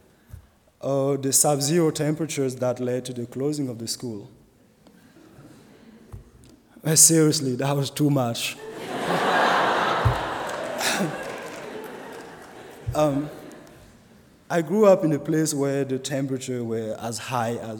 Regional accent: Burkina Faso; moved away as an adult; now in Goshen, United States; the culture of my home country, Burkina Faso

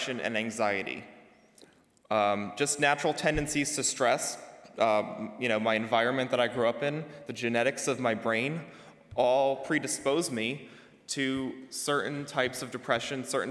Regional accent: New Jersey, United States; moved away as an adult; now in New York City, United States; I'm from New Jersey.

